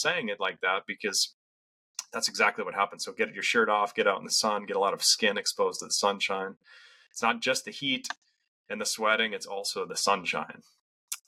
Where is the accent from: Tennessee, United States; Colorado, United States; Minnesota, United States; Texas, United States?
Minnesota, United States; Western; I grew up in Western Minnesota in farm country